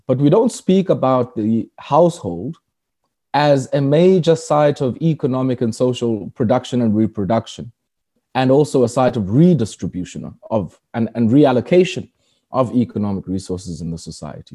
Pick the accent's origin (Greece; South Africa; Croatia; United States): South Africa; Komani, Eastern Cape; moved away as an adult; now in Johannesburg, South Africa; I was born in Kwamani, um, which is formerly known as Queenstown